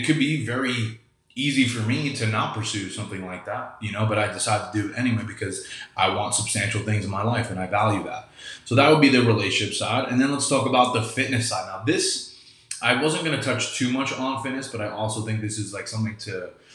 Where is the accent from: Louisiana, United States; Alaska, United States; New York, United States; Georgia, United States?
New York, United States; also born or lived in Kelowna, British Columbia; now in Florida, United States; I grew up in New York and I live in Florida